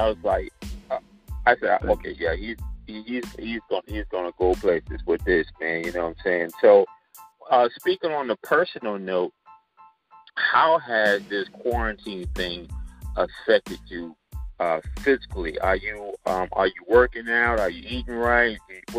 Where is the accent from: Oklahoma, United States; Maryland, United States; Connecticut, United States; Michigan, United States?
Maryland, United States; Towson; now in New York, United States; You know, I'm from Towson. We more like Gullah and Geechee. Then when I moved to New York in 88, they thought I was from Jamaican descent, or African. They didn't know where I was from.